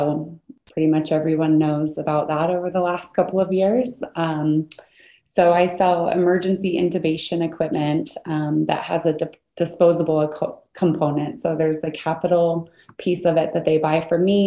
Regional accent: Idaho, United States; moved away as an adult; I was born and raised in Idaho, and that's where I live now, just outside of Boise

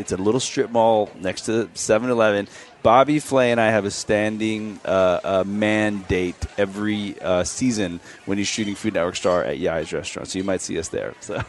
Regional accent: Los Angeles, California, United States; I spent most of my life here. So I was born in Alhambra. And again, for people like in podcast land, East L.A., right? I was born in East L.A.

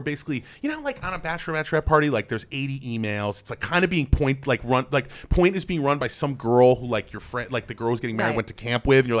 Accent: New York City, New York, United States; I'm from New York City. So like the thing, the great differentiator is that you can like, I grew up on the Upper West Side

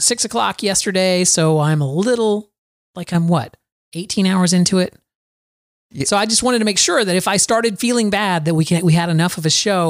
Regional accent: Florida, United States; Florida. Rain lasts for minutes in Florida and then it stops.

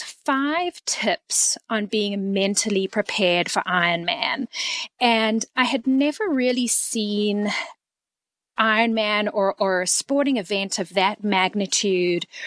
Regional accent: Canada; moved away as an adult; also born or lived in South Africa; now in Texas, United States; I was born in South Africa and my family moved to Canada in 1988, where I completed most of my education

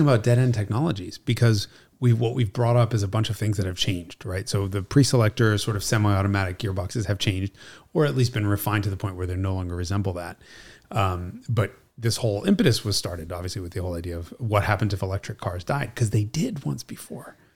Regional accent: New York City, New York, United States; she's Italian and we're from Brooklyn.

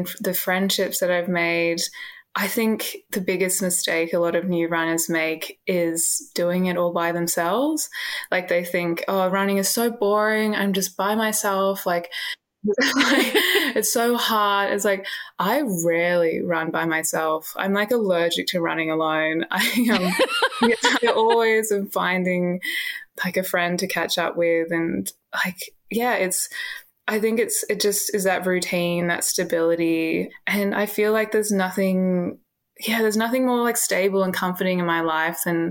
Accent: Canberra, Australian Capital Territory, Australia; moved away as an adult; also born or lived in Sydney; now in Melbourne, Australia; I grew up in Canberra

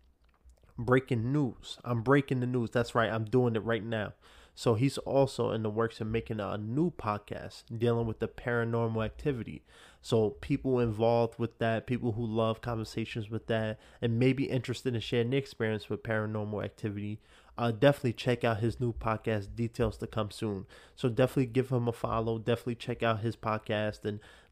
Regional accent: New York City, New York, United States; I'm from New York City

